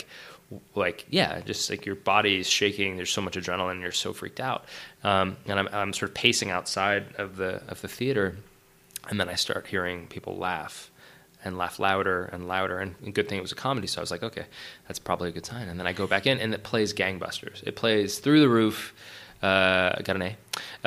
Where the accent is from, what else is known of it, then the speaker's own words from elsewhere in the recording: Orinda, California, United States; also born or lived in San Francisco; now in Los Angeles, United States; I'm from the Bay Area originally, from San Francisco. I was born in the city proper and then raised in the East Bay, a little town called Orinda